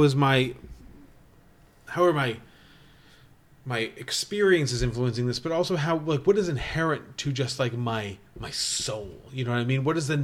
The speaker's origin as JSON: {"language": "English", "region": "Connecticut", "country": "United States", "tie": "born or raised there", "said": "I was born in Connecticut"}